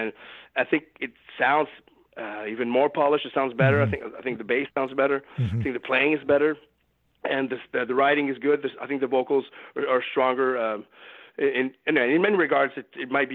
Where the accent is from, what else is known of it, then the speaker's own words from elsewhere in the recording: Beloeil, Quebec, Canada; opened up a recording studio on the south shore of Montreal here called Saint-Mathieu-de-Belleuil, which is my hometown